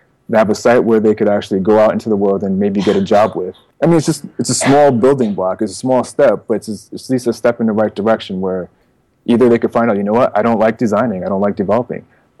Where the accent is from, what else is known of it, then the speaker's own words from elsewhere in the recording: East Coast, United States; I come from the East Coast, so, you know, there's this idea of, I'm not saying I don't buy into this, but this idea of, like, you know, hip-hop's on the East Coast